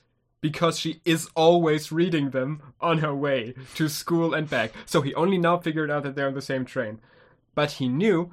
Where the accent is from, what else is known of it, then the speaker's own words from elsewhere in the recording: Germany; we're from Germany.